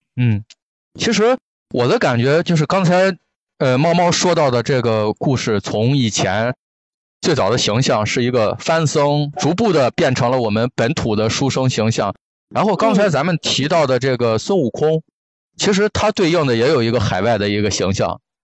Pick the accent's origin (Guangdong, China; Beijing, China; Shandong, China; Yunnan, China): Shandong, China; Qingdao; 我家就是青岛的嘛，小的时候我妈妈单位组织春游